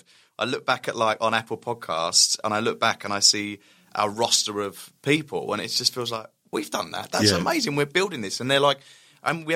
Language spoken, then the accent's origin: English; Essex, East of England, United Kingdom; accent: Essex; the Essex accent